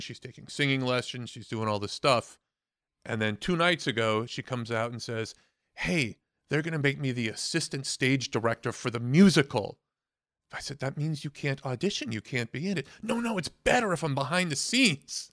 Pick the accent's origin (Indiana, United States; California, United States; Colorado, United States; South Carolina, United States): California, United States; Oakland; moved away as an adult; now in New York, United States; back in my hometown of Oakland, California